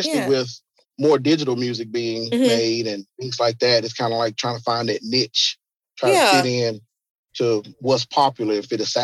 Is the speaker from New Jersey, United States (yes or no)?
no; Memphis, Tennessee, United States; So he was our hero growing up in Memphis